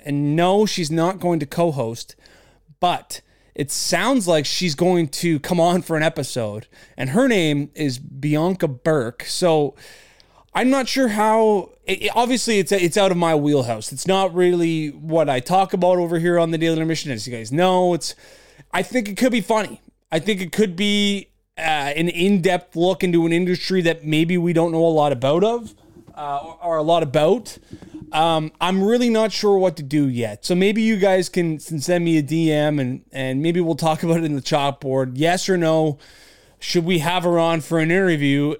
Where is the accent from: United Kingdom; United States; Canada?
Canada; being a Canadian